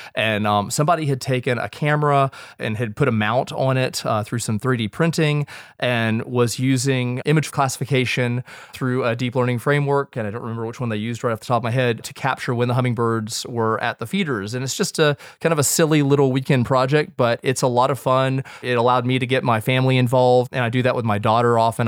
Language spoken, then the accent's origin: English; United States; as a Westerner and as an American with the biases inherent